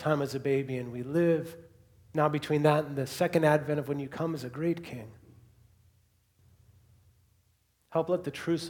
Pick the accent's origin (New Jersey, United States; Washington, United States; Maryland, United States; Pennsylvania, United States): Washington, United States; Seattle; now in Bellingham, United States; I grew up in Seattle, came to Western, graduated, got a degree in graphic design, and then moved back to Seattle